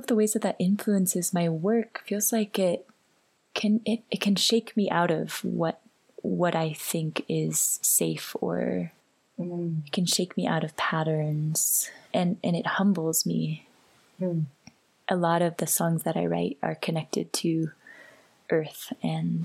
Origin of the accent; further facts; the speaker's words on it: San Francisco, California, United States; I grew up in San Francisco, and I feel in many ways in my bones like a city creature